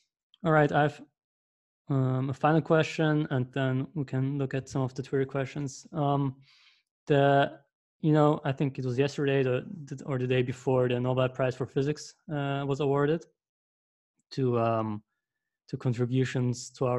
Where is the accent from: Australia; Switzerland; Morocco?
Switzerland; Zurich; if you ask the German-speaking Swiss, which I am, I'm from Zurich